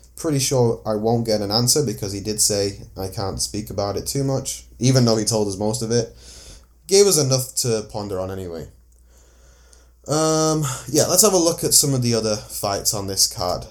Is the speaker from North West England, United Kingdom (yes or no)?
yes; Manchester, North West England, United Kingdom; I'm from Manchester